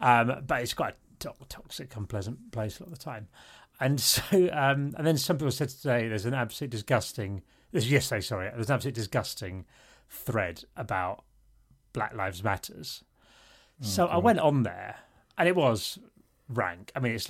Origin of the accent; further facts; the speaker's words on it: Isle of Sheppey, South East England, United Kingdom; moved away; where I grew up on the Isle of Sheppey, I remember that there was one black family out of 35,000 people